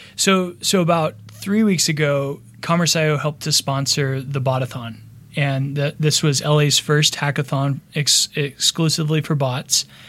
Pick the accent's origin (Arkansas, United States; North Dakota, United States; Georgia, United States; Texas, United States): Texas, United States; moved away as an adult; also born or lived in Austin / Dallas; now in Los Angeles, United States; originally I'm from Texas, from Austin and Dallas